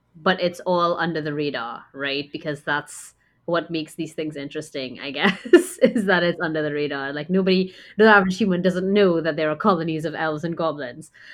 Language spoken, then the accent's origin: English; Trinidad & Tobago; also born or lived in United States; I grew up here in Trinidad for the most part